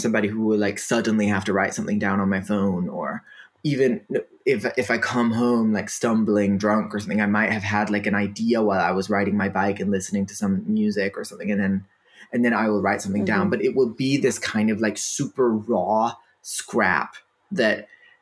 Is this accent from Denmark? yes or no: yes; Denmark; first language Danish; English is a second language; Danish is my first language